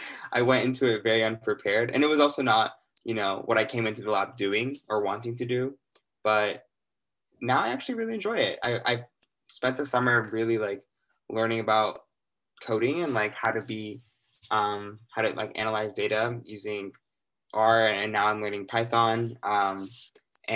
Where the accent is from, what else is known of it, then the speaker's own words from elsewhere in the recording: Littleton, Colorado, United States; moved away as an adult; now in Cambridge, United States; I'm from Littleton, Colorado, but my family's from Ethiopia